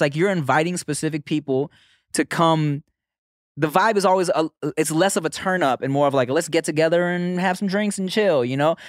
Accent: Los Angeles, California, United States; born or raised there; also born or lived in Billings, Montana

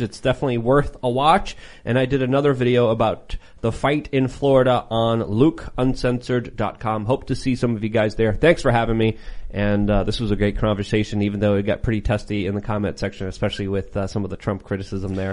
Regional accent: Poland; first language Polish; English is a second language; moved away; I was born in Poland. I was raised in Poland.

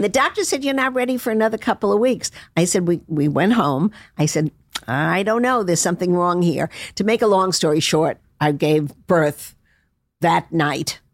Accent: Palm Beach, Florida, United States; I'm from Palm Beach

